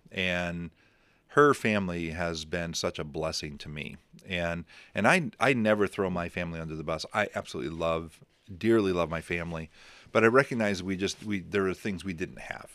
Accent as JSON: {"language": "English", "town": "Crown Point", "country": "United States", "tie": "born or raised there", "moved": "yes"}